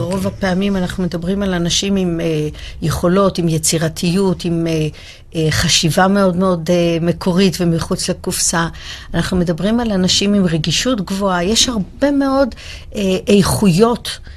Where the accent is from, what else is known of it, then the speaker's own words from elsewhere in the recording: Israel; אנחנו ישראלים